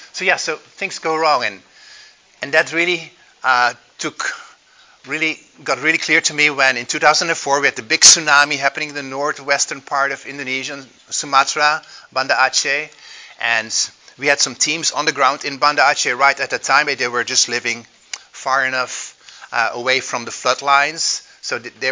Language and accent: English; Belgium; English is a second language; also born or lived in Netherlands; If you hear an accent, that's because I grew up in Europe, in Belgium and Holland.